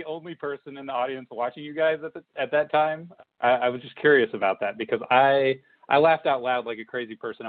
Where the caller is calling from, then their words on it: Kansas City, United States; I'm in Kansas City.